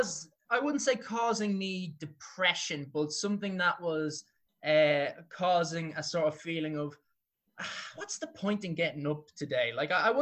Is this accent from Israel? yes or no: no; Dublin, Leinster, Ireland; I come from Clontarf